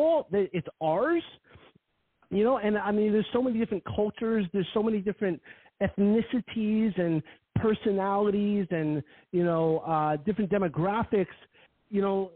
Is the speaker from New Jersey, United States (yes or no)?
yes; Garfield, New Jersey, United States; now in Harrison, United States; I'm from Garfield